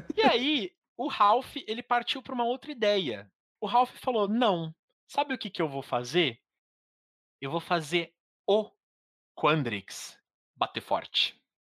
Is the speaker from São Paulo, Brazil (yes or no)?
yes; São Paulo, Brazil; eu sou de São Paulo